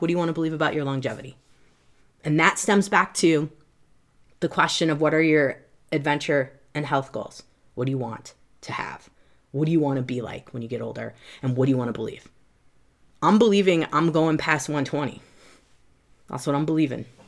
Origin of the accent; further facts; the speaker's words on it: Midwest, United States; I'm from the Midwest.